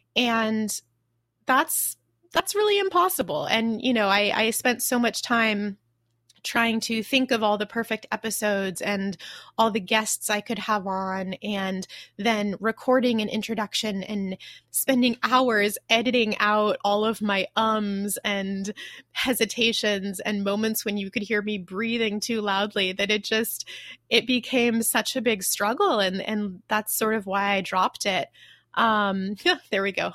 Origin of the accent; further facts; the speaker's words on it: United States; moved away as an adult; now in Taiwan; I'm American